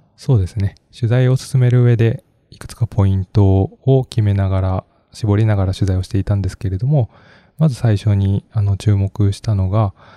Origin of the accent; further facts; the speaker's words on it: Kobe, Hyogo, Japan; 私がそもそも神戸、関西の出身っていうこともあったので、まあ、返還っていう言葉ばかり聞いて育った